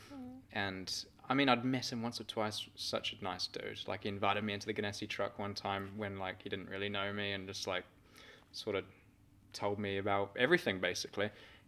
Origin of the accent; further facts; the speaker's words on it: New Zealand; And obviously, I'm a New Zealander, if you didn't know that.